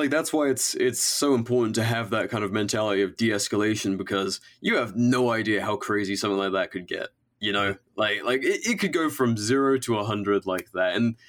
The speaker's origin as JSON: {"language": "English", "region": "England", "country": "United Kingdom", "tie": "born or raised there", "said": "living and growing up in England"}